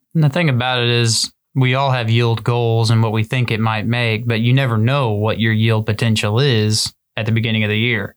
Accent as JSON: {"language": "English", "region": "Southern Great Plains", "country": "United States", "tie": "born or raised there", "said": "growing up in the Southern Great Plains"}